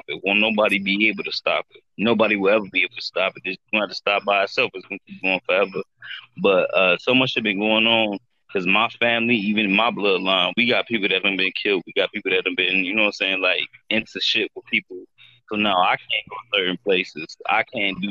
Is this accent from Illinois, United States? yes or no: yes; Chicago, Illinois, United States; I'm from Chicago